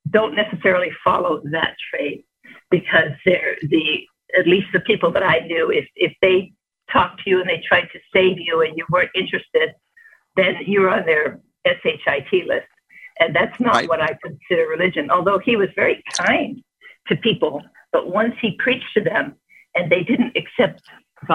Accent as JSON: {"language": "English", "town": "Chicago", "region": "Illinois", "country": "United States", "tie": "born or raised there", "moved": "as an adult", "said": "I was born and raised in Chicago and came out here in 1963 when I was 18"}